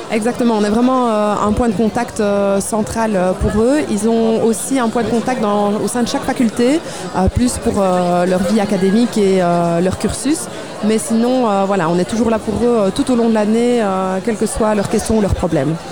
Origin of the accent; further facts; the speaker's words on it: Liège, Wallonia, Belgium; quand on est liégeois